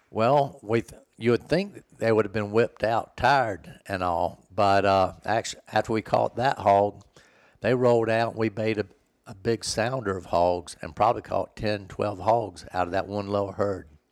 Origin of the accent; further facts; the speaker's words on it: Florida, United States; Where I grew up in Florida, it was nothing but woods, basically, in our backyard